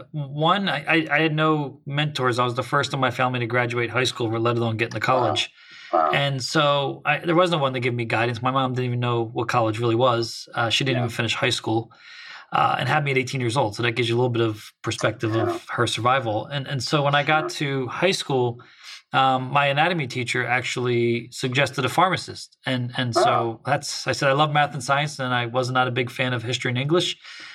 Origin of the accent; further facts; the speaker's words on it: Camden, New Jersey, United States; now in Thousand Oaks, United States; I grew up in South Jersey, right outside Camden/Philadelphia, if people know that area of the world.